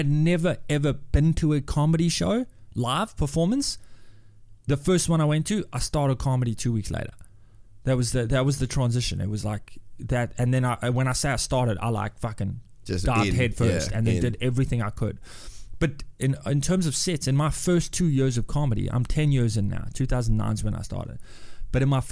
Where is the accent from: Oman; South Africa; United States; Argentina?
South Africa; Durban, KwaZulu-Natal; moved away as an adult; also born or lived in England; now in Australia; where I grew up in Durban, there was no such thing as comedy